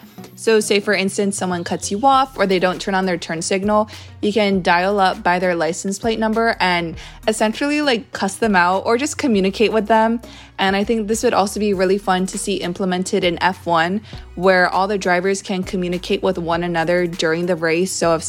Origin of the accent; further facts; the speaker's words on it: Hawaii, United States; I'm from Hawaii